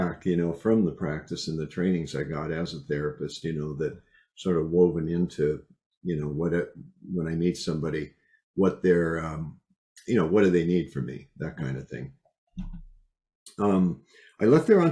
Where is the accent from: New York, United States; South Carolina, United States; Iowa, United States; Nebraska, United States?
Iowa, United States; I was raised in Iowa